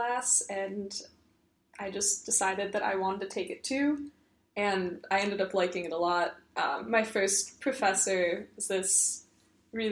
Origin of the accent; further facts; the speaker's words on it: suburbs of Chicago, Illinois, United States; moved away as an adult; now in San Francisco, United States; I'm actually from the suburbs of Chicago